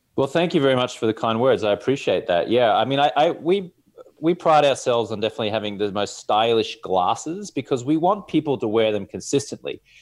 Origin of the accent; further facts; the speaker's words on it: Australia; accent: Australian; also born or lived in Louisville, Kentucky; now in Los Angeles, United States; I'm here in Los Angeles, California, rocking the Australian accent